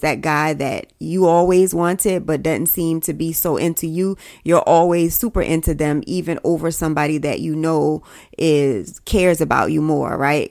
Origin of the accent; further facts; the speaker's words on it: South Carolina, United States; I'm from South Carolina